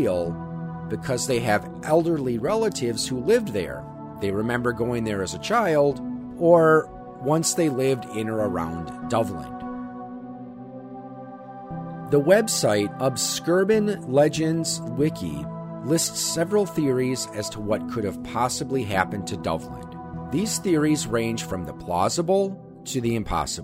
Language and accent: English; Wisconsin, United States; here in my home state of Wisconsin